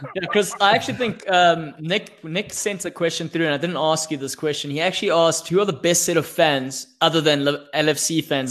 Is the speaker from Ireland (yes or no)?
no; South Africa; I'm a South African